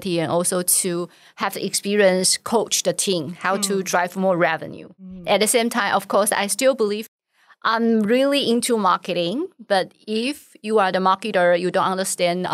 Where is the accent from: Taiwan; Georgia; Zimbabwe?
Taiwan; English is a second language; moved away as an adult; also born or lived in New York; the first opportunity for me to live outside of Taiwan